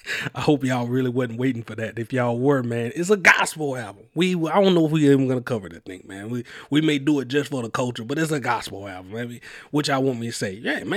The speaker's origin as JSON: {"language": "English", "town": "Mobile", "region": "Alabama", "country": "United States", "said": "I you know, I'm from Mobile, Alabama, and then having to travel around, I kind of got a lot what he was saying."}